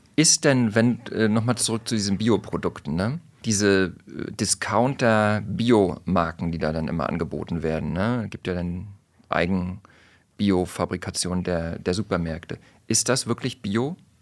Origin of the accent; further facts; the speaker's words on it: Mecklenburg-Vorpommern, Germany; ich bin ja aus MacPom